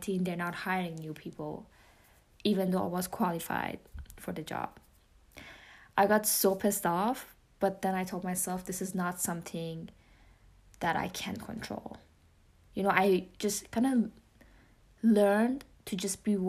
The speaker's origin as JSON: {"language": "English", "country": "Iran", "accent": "Persian", "second_language": "English", "moved": "yes", "said": "including my Persian accent. I mean, English is my second language"}